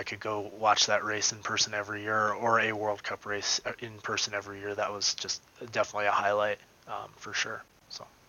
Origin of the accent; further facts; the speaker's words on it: Vermont, United States; moved away; I'm from Vermont. I got to go home to Vermont in October.